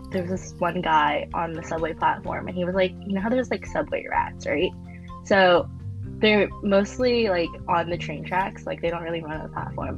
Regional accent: New York City, New York, United States; I'm a senior from New York City

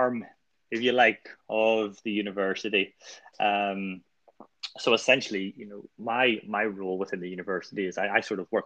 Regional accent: Northern Ireland, United Kingdom; moved away as an adult; now in Liverpool, United Kingdom; we came over from Northern Ireland to Liverpool

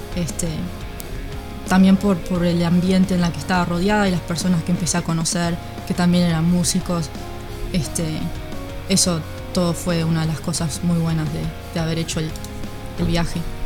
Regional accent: Uruguay; moved away as an adult; now in United States; me fui de Uruguay a los 21, o sea que me crié y, toda mi vida en Uruguay

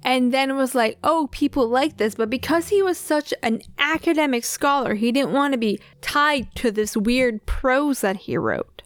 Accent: Canada; we're Canadian

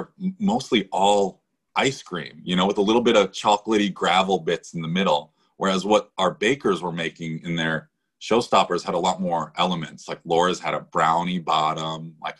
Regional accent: Connecticut, United States; I grew up in Connecticut, so in Northeast, right?

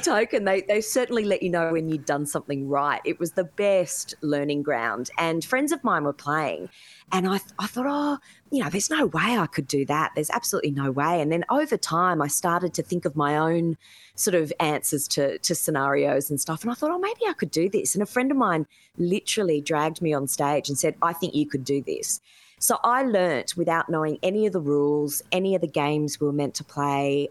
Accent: Sydney, New South Wales, Australia; I grew up in the in the Hills district

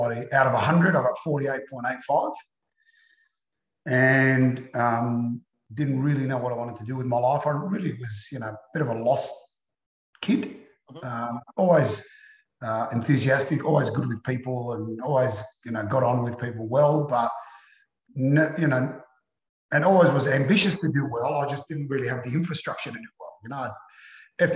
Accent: Melbourne, Victoria, Australia; I was born in Melbourne

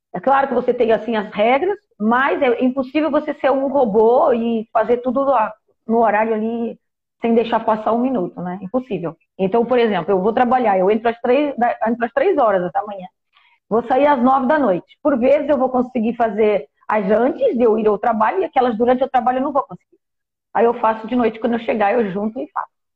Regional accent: Portugal; moved away as an adult; also born or lived in Brazil; now in Egypt; Eu nasci no Brasil, Aí eu fui muito criança ainda para Portugal. Meu pai era português

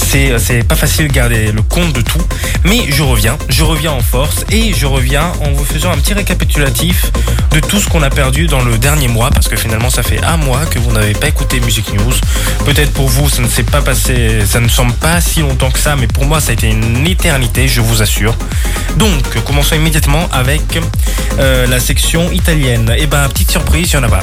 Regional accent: Brazil; moved away; je suis brésilien

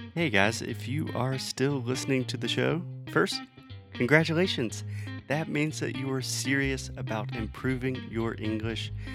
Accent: United States; also born or lived in Brazil; the US

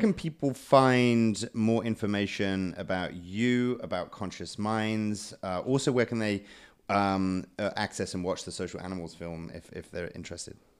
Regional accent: United Kingdom; I'm British

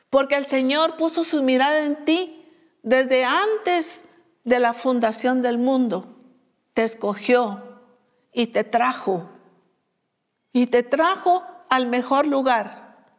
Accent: Guatemala; como decimos nosotros en Guatemala

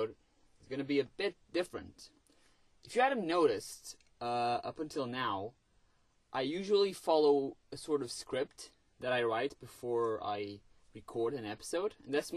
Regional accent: Portugal; English is a second language; I'm Portuguese, English is not my first language

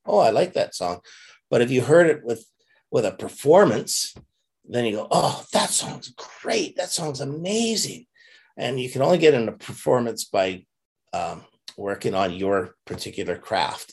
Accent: Canada; being Canadian

